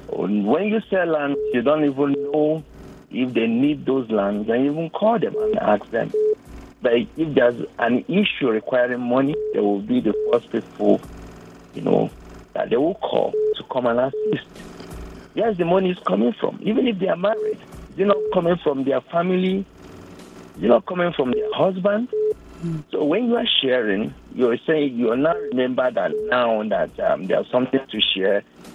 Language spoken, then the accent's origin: English; Nigeria; Yeah, I'm an Igbo man.